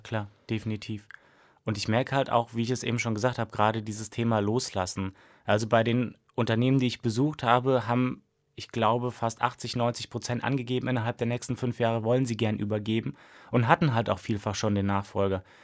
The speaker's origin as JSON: {"language": "German", "town": "Siegen", "region": "North Rhine-Westphalia", "country": "Germany", "tie": "born or raised there", "moved": "as an adult", "lives_now": "Mainz, Germany", "said": "ich komme gebürtig aus Siegen, also habe auch da die Diplomarbeit geschrieben"}